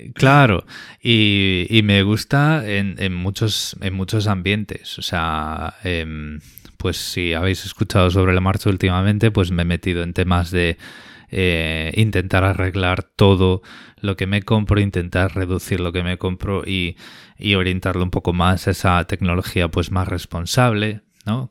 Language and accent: Spanish; Spain; moved away as an adult; now in Australia; conservando la española